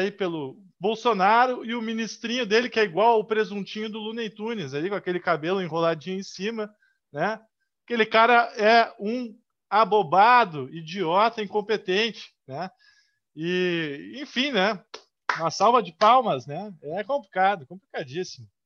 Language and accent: Portuguese; Rio Grande do Sul, Brazil; para nós que somos do Rio Grande do Sul, Rio Grande do Sul, primeiro lugar em tudo